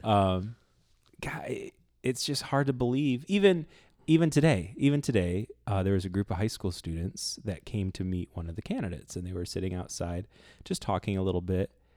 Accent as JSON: {"language": "English", "town": "Toledo", "region": "Ohio", "country": "United States", "tie": "born or raised there", "said": "I grew up in South Toledo"}